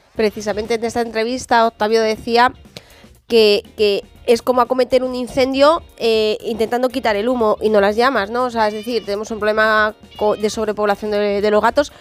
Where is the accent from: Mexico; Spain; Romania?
Spain; San Sebastián de los Reyes, Community of Madrid; yo desde pequeñina los llevo viendo en la calle en mi pueblo, aquí en Sanse